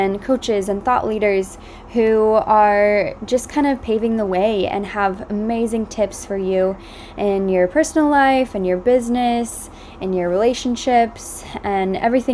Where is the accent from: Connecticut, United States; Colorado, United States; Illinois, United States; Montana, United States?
Illinois, United States; Edwardsville; also born or lived in Austin, Texas / St. Louis, Missouri; I was born in Austin, Texas, and grew up basically right outside St. Louis in Edwardsville, Illinois